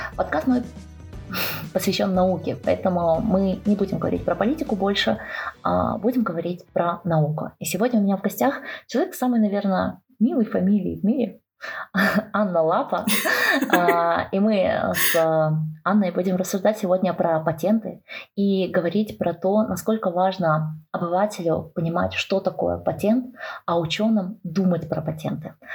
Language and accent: Russian; Kazakhstan; я сама родом из Казахстана